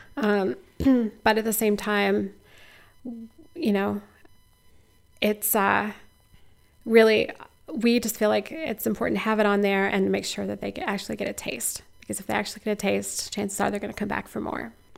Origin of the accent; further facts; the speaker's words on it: Missouri, United States; now in Iowa, United States; I'm a transplant. I grew up in Missouri